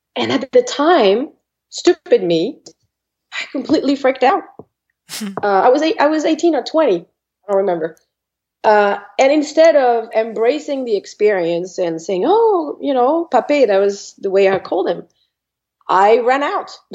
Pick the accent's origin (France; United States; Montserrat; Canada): France; English is a second language; moved away as an adult; I was born in France I'm not going to say many years ago, but a, a good few years ago. Mm-hmm. and I spent uh, about 26 years of my life in France.